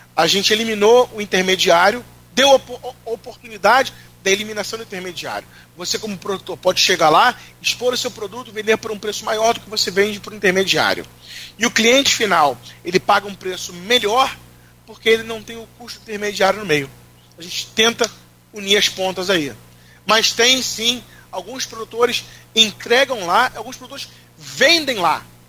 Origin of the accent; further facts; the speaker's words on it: Rio de Janeiro, Brazil; eu sou do Rio